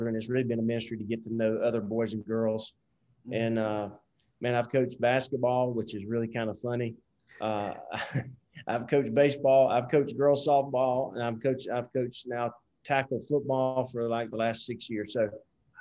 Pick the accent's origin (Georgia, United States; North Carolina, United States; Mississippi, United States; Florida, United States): Georgia, United States; South; accent: Southern; moved away as an adult; also born or lived in Fort Worth, Texas / Nashville, Tennessee; I grew up in South Georgia. You probably can't tell from my accent that I grew up in the South